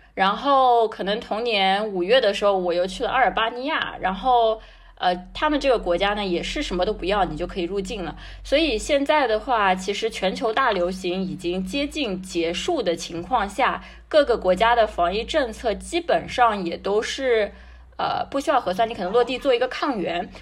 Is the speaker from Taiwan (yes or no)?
no; China; 我是一个中国人